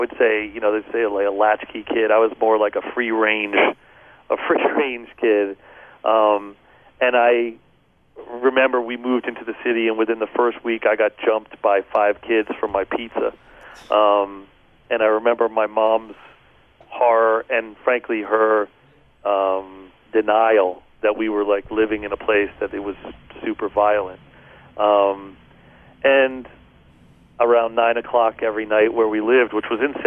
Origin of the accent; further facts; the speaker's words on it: Philadelphia, Pennsylvania, United States; moved away; I grew up outside of Philadelphia until I was about 8 years old